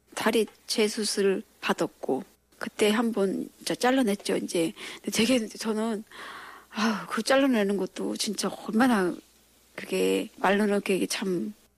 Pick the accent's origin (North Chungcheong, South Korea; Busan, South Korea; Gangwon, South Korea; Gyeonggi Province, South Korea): Gangwon, South Korea; Yanggu; now in Seoul, South Korea; 제가 이제 고향이 강원도 그 양구